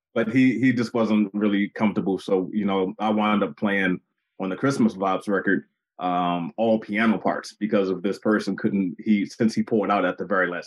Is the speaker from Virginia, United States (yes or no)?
no; Baltimore, Maryland, United States; my hometown of Baltimore